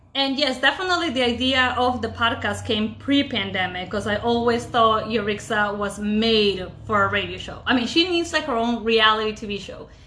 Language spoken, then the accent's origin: English; Ecuador; moved away; born and raised in Ecuador